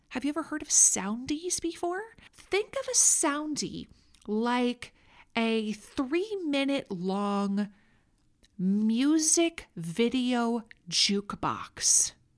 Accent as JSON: {"language": "English", "region": "Minnesota", "country": "United States", "accent": "Minnesota", "said": "you just heard my Minnesota accent come out there."}